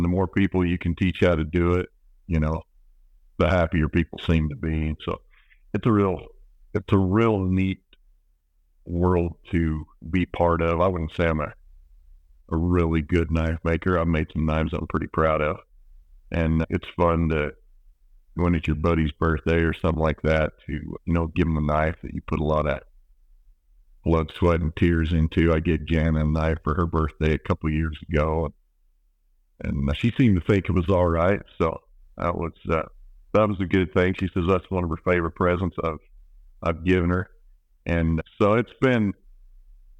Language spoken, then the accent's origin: English; Manti, Utah, United States; I grew up farming down in Central Utah